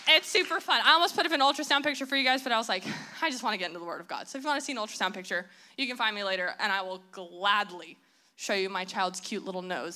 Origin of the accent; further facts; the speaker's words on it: Southern California, United States; I'm from Southern California. I went to school in Southern California